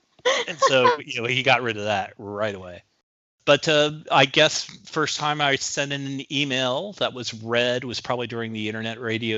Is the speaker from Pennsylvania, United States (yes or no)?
yes; Philadelphia, Pennsylvania, United States; moved away; Grew up in Philadelphia. Okay. You know, born and raised.